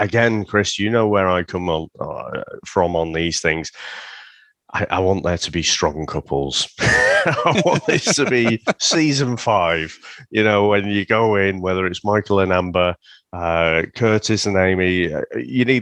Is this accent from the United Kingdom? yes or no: yes; St Helens, North West England, United Kingdom; growing up in St. Helens, used to have to fucking play rugby